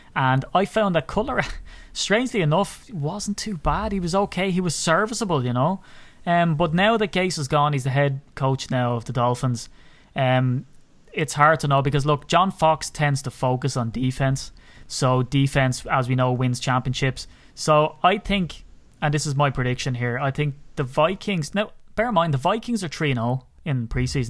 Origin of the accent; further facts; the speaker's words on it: County Wicklow, Ireland; I'm from Wicklow.